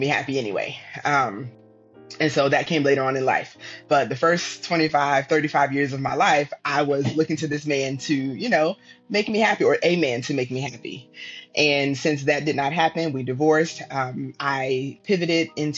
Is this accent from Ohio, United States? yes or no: no; Virginia, United States; moved away as an adult; also born or lived in Texas; I grew up in Virginia